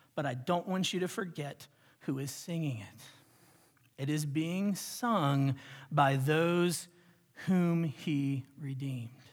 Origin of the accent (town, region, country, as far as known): United States